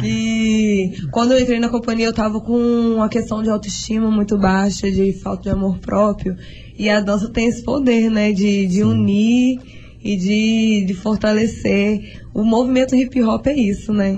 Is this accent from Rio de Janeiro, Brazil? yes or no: yes; Bom Jesus do Itabapoana, Rio de Janeiro, Brazil; moved away; Eu não sou daqui, eu vim do interior do Rio de Bom Jesus